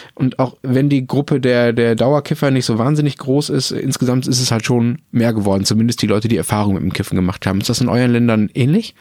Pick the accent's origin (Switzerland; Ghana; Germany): Germany; Dortmund, North Rhine-Westphalia; in Dortmund, äh, wo ich aufgewachsen bin